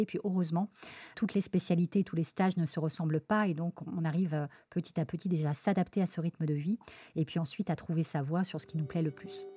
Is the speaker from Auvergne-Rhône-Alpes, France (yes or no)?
yes; Lyon, Auvergne-Rhône-Alpes, France; moved away as an adult; also born or lived in Paris; now in Marseille, France; je suis originaire de la ville de Lyon